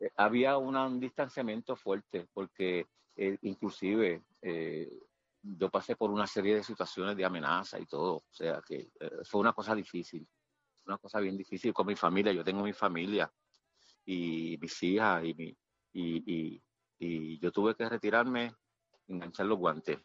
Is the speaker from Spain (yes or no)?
no; Puerto Rico; yo soy de Country Club